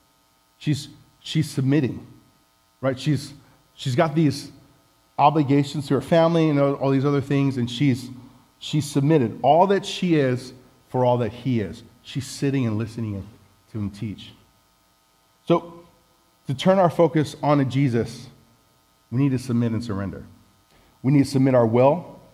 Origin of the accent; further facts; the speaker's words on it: Samoa; moved away; also born or lived in Hawaii; I was home in Samoa, which, if you didn't know, I was from Samoa. I'm from Samoa.